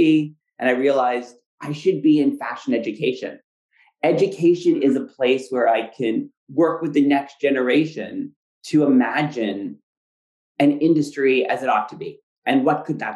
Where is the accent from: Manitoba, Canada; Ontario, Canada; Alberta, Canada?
Ontario, Canada; Ottawa; moved away as an adult; now in New York, United States; growing up in Ottawa, which is a great city, but when I was there, it was still pretty conservative